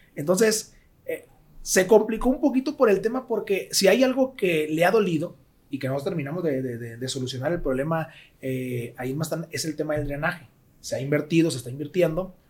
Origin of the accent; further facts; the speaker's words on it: Mazatlán, Sinaloa, Mexico; soy de Mazatlán, nací en Mazatlán, crecí en Mazatlán y vivo en Mazatlán